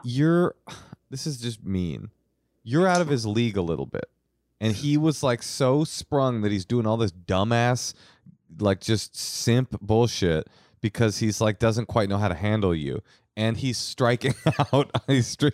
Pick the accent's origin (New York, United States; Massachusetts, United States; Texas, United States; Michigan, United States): New York, United States; New York City; I was born in Queens